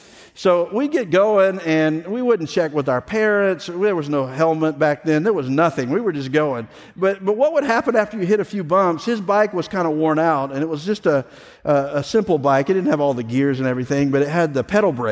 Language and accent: English; the South, United States; I grew up in the South. I have grandparents that lived in Mississippi